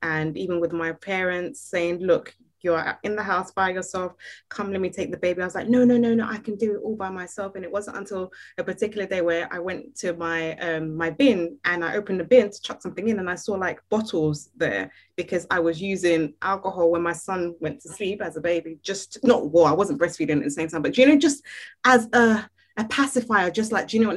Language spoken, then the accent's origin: English; Nigeria; me being Nigerian